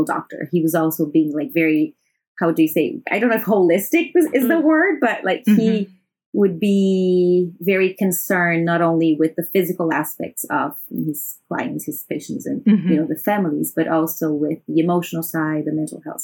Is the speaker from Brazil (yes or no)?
yes; Brazil; moved away as an adult; now in Shanghai, China; I am from Brazil and I've been living in China for the past 7 years in Shanghai